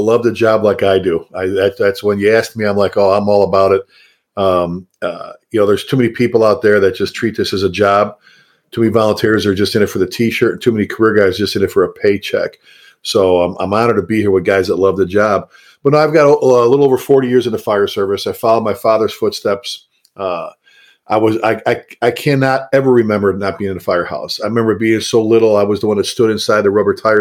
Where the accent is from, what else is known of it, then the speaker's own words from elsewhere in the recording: Chicago, Illinois, United States; also born or lived in Texas; now in North Texas, United States; Born and raised in the South Side of Chicago, made it down to Texas